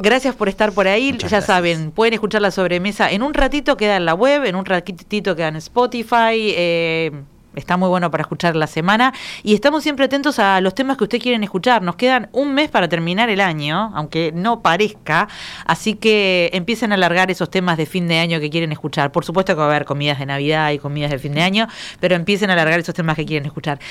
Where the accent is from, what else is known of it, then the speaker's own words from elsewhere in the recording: Maldonado, Uruguay; yo soy de Maldonado